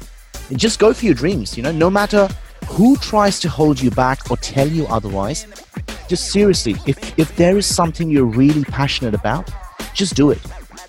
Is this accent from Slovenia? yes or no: no; Melbourne, Victoria, Australia; now in Singapore; Like, I'm originally from Melbourne. I've been in Australia for over 11 years. So I've been in Singapore now for about six.